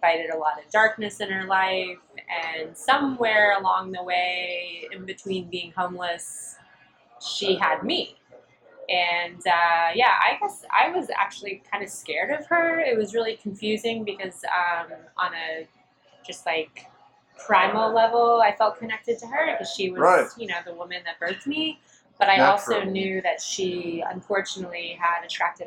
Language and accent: English; Florida, United States; now in Asheville, United States; I was born in Florida, and I was put into the foster care system when I was two